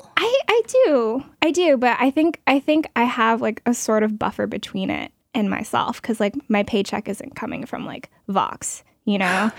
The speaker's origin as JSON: {"language": "English", "town": "Portland", "region": "Oregon", "country": "United States", "said": "I'm from Oregon, Portland"}